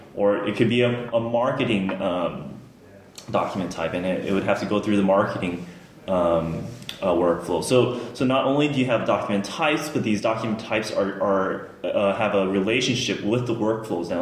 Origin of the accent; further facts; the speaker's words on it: Los Angeles, California, United States; moved away as an adult; now in United Kingdom; I'm born and raised in the Los Angeles area